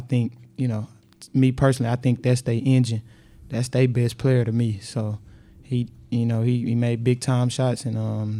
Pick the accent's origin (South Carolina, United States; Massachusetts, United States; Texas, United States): Texas, United States; Houston; moved away; It hurt it just because I'm from Houston